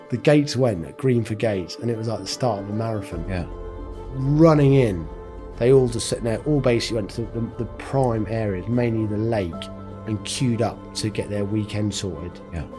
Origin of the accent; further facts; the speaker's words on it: North Norfolk, East of England, United Kingdom; I'm from Norfolk. Um, had a really good childhood living in North Norfolk